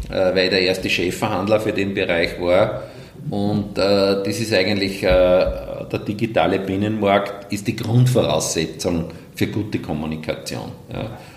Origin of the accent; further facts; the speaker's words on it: Wels, Upper Austria, Austria; Und natürlich aus gebürtiger Welser kommt die Weltachse in Wels heraus und als Oberösterreicher natürlich äh, aus der Mitte Oberösterreichs.